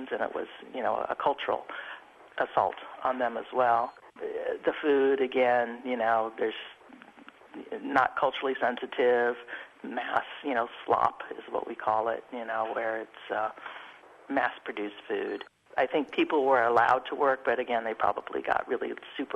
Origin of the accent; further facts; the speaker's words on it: San Francisco Bay Area, California, United States; I grew up in the San Francisco Bay Area